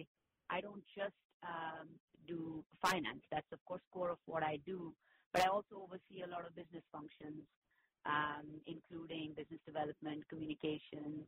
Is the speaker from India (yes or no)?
yes; India; moved away as an adult; now in United States; I grew up in India. So making the transition that I made to move to the U.S. to get further educated